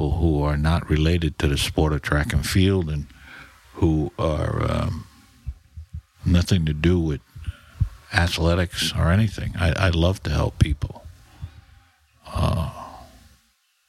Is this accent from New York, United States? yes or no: yes; New York City, New York, United States; I was brought up in the Bronx.